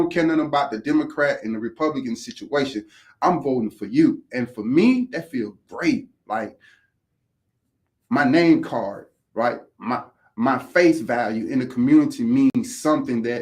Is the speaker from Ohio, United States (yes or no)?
no; Houston, Texas, United States; now in Georgia, United States; I'm product of a foster care system, the juvenile detention center, Texas Youth Commission, because I'm from Houston